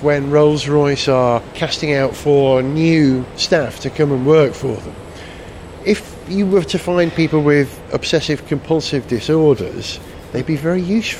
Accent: Wales, United Kingdom; as a Welshman

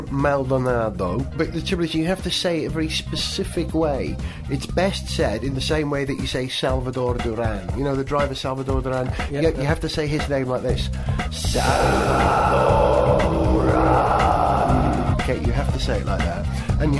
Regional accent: United Kingdom; we Brits

